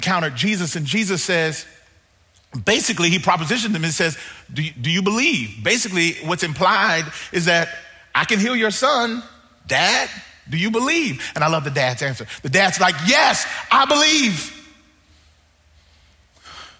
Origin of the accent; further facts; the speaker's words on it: Mississippi, United States; now in Southern California, United States; I live in Southern California now, but I grew up in Mississippi